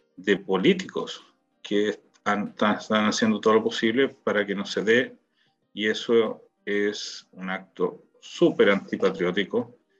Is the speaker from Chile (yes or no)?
yes; Chile; now in Israel; éramos chilenos